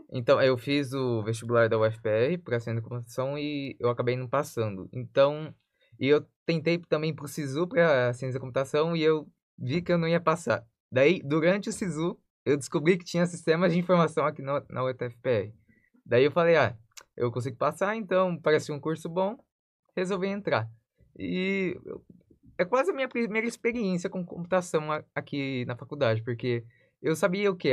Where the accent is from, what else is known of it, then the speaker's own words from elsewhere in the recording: Sorriso, Mato Grosso, Brazil; moved away as an adult; eu tive que mudar da minha cidade natal. Eu morava em Sorriso, Mato Grosso